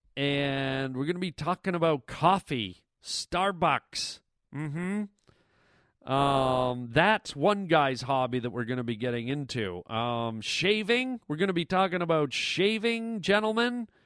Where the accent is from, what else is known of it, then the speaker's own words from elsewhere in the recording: Toronto, Ontario, Canada; moved away; I grew up in the biggest city in the country, which is Toronto